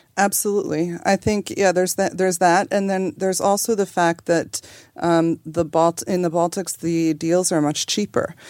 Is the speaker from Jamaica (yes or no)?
no; Canada; moved away as an adult; also born or lived in Toronto, Canada / Boston, United States; now in Vilnius, Lithuania; born in Canada to parents who were born in Lithuania.